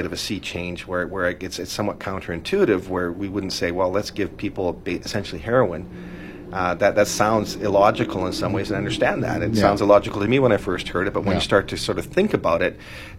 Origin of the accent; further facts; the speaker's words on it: British Columbia, Canada; as British Columbians